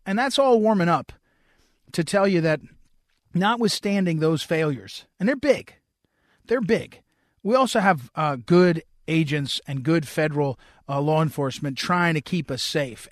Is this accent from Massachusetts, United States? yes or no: no; New Jersey, United States; moved away; I grew up in New Jersey